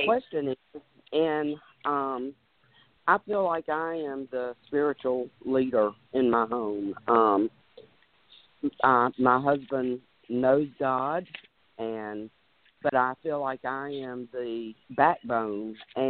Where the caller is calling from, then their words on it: North Carolina, United States; I'm calling from North Carolina.